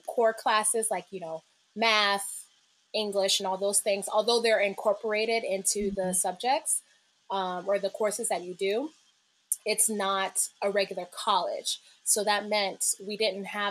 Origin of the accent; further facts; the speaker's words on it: Akron, Ohio, United States; moved away as an adult; now in Brooklyn, United States; my childhood in Ohio was off and on very happy